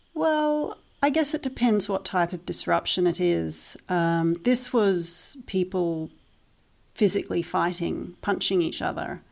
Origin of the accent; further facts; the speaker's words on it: New Zealand; moved away as an adult; also born or lived in Christchurch, New Zealand / United Kingdom; We are originally from New Zealand